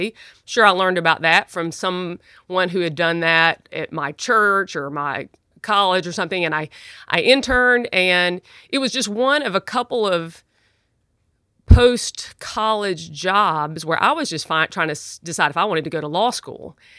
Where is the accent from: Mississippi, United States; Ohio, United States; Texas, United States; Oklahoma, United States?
Mississippi, United States; Jackson; You know, I grew up in Southern Baptist life in Jackson, Mississippi, and my grandfather was a Baptist preacher, and my parents and my family were, you know, typical Southern Baptists.